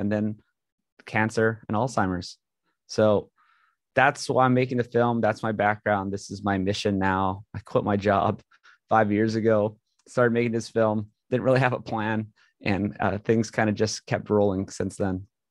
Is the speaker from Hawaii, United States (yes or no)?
yes; Hawaii, United States; moved away as an adult; grew up in Hawaii, went to a great school, uh, got into U C L A mechanical engineering